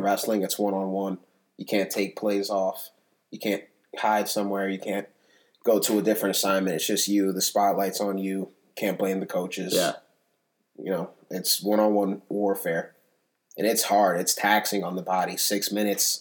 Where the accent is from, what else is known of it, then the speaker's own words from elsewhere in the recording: Potomac, Maryland, United States; also born or lived in Silver Spring, Maryland / Germantown, Maryland / Guinea (parents); most of my life, definitely, I was raised in Potomac